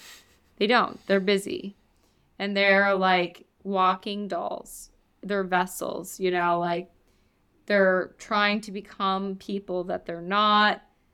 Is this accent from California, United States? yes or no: no; New York, United States; And I know this because I'm from New York.